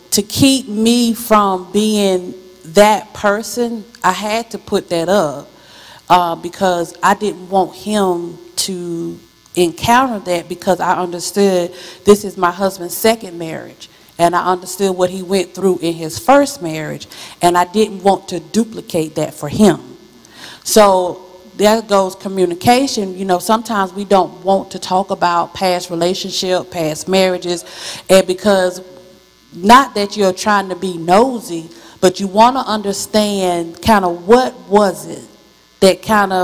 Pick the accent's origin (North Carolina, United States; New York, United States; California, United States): North Carolina, United States; Wadesboro; I'm from Wadesboro, North Carolina